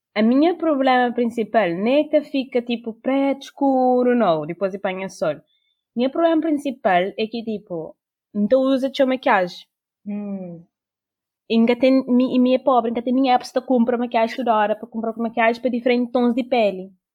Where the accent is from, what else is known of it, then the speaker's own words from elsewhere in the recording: Cape Verde; now in Portugal; Eu sou cabo-verdiano